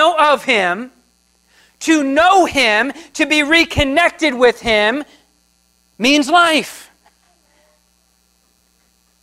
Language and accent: English; New Jersey, United States; moved away as an adult; I grew up in New Jersey. So that is on the East Coast, the Atlantic Ocean. And I grew up there. I spent 30-something years there.